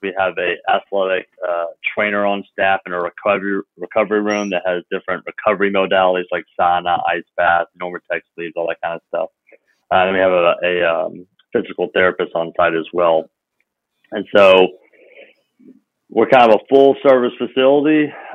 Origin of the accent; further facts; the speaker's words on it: Memphis, Tennessee, United States; I came back to my hometown of Memphis